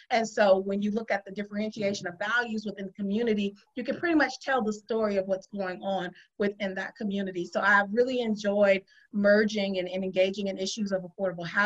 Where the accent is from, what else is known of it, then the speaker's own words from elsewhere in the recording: Lakeland, Florida, United States; moved away as an adult; also born or lived in Detroit, Michigan / Tallahassee, Florida; Well, I hail from Central Florida. I graduated from Lakeland High School in Lakeland, Florida, where I was raised most of my formative years. If you can believe, I actually was born and spent my partial preschool and um, early uh, schooling in Detroit, Michigan.